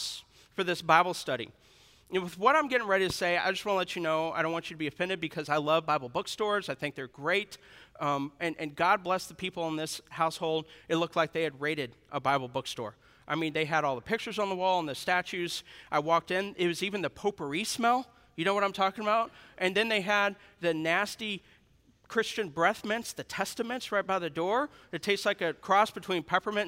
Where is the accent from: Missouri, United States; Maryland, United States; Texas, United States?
Missouri, United States; I'm from Missouri